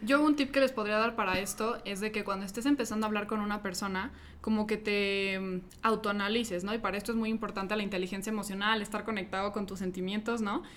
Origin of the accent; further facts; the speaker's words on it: Mexico City, Mexico; yo soy de Ciudad de México, creo que faltó, faltó decir, ahorita estoy visitando Guadalajara